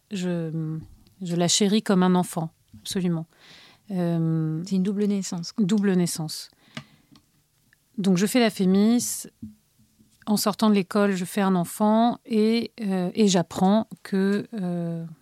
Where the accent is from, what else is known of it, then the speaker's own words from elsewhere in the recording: Bilbao, Basque Country, Spain; born there; des allers-retours entre Paris et Bilbao, la ville où je suis née, au Pays basque espagnol, dans le nord de l'Espagne